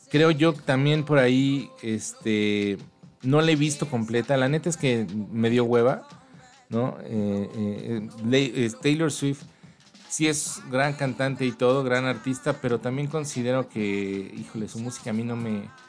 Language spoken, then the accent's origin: Spanish; Mexico City, Mexico; nuestra bella Ciudad de México